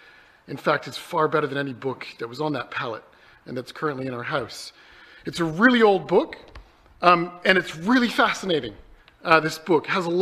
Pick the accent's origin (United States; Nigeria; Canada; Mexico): Canada; moved away; When I came over from Canada, I had to leave all my books at home.